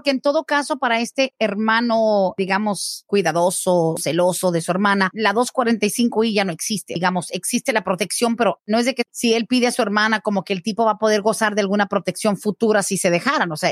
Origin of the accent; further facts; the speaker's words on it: Mexico; now in United States; Somos de México y entramos de manera ilegal.